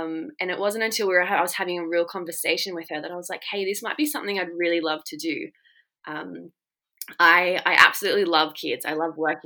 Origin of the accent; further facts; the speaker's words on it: Shoalhaven, New South Wales, Australia; also born or lived in United Kingdom; I come from a really great town called Cobarra Beach in the Shoalhaven of Australia. I've lived there pretty much all my life and have been very blessed to grow up here.